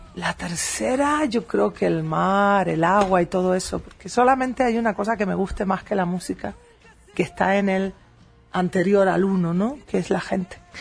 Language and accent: Spanish; Spain; en la ciudad de Madrid, en España, en, mi tierra